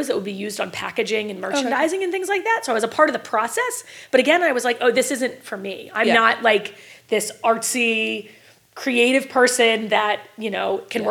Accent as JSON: {"language": "English", "town": "Bel Air", "region": "Maryland", "country": "United States", "tie": "born or raised there", "said": "I'm from Bel Air, Maryland, actually. So I live maybe 15 minutes from where I grew up."}